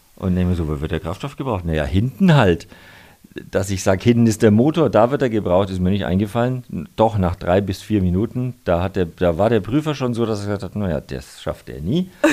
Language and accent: German; Nuremberg, Bavaria, Germany; now in Munich, Germany; ich bin zwar jetzt gefühlt ein bisschen mehr Münchner als Nürnberger, einfach weil ich da schon sehr lange lebe und die meiste Zeit äh, verbringe, aber ich komme immer wieder gern heim nach Nürnberg